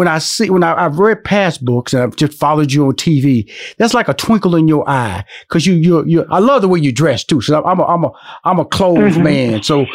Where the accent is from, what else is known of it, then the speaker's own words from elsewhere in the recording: Houston, Texas, United States; also born or lived in Los Angeles / New York; now in Atlanta, United States; I've been living in Atlanta since 2007. I lived in Los Angeles 15 years, and I was born and raised in Houston, Texas.